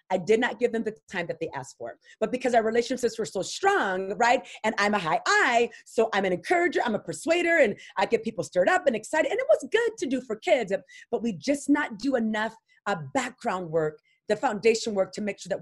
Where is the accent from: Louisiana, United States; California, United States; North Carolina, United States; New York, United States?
Louisiana, United States; I'm from the South, from Louisiana, where the Ku Klux Klan had meetings at my school.